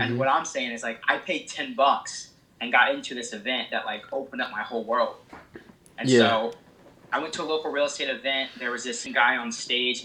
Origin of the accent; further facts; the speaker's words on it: Illinois, United States; moved away as an adult; now in East Coast, United States; I'm originally from Illinois, and I moved out here to the East Coast.